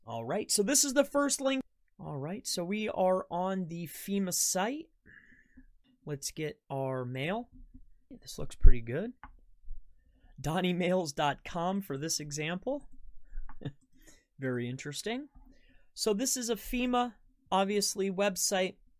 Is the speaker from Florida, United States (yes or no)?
yes; Florida, United States; moved away; I'm originally from Florida.